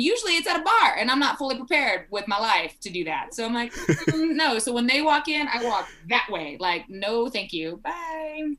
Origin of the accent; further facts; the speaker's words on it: South Texas, United States; now in Colorado, United States; originally born and raised in Texas. We in South Texas